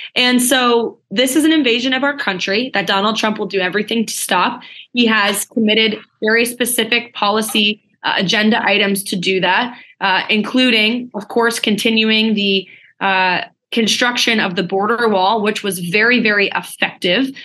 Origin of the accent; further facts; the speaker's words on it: New Hampshire, United States; my home state of New Hampshire